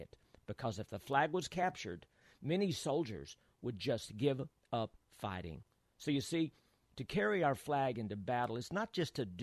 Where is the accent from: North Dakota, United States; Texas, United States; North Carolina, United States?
Texas, United States; When I was a young boy growing up in Texas